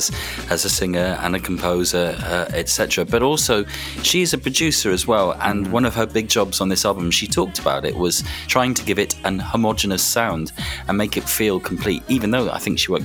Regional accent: Welsh, Wales, United Kingdom; I'm Welsh

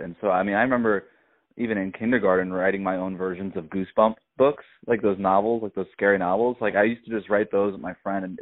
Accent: South Florida, United States; where I grew up in South Florida

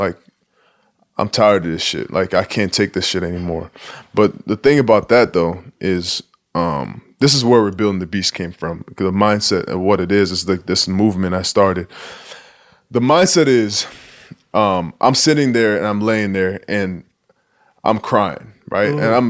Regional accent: Nigeria; accent: Nigerian; And I actually kind of miss my accent now, because every once in a while I break out the Nigerian accent

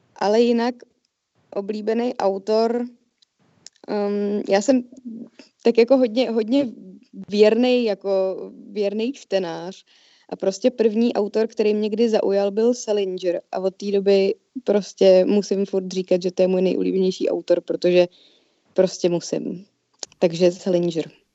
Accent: Czechia; jako Češi

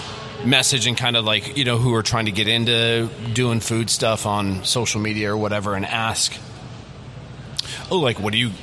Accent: Midwest, United States; we're from the Midwest, so I've always been a Minnesota Twins fan.

